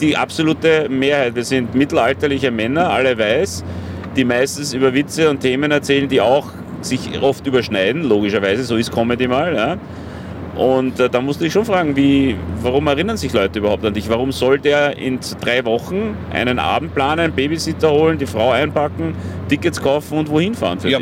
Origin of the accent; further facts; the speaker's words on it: Vienna, Austria; als Wiener